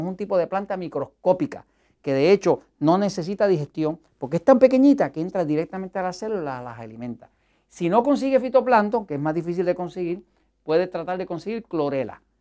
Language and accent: Spanish; Puerto Rico; en mi país, en Estados Unidos, en Puerto Rico